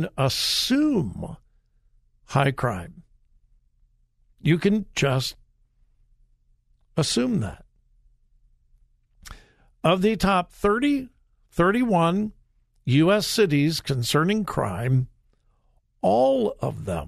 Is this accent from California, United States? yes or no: yes; Southern California, United States; I was born and raised in Southern California. I am a California boy